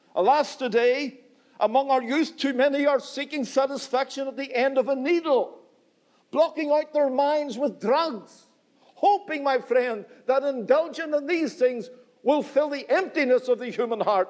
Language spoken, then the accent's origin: English; Northern Ireland, United Kingdom; I come from Northern Ireland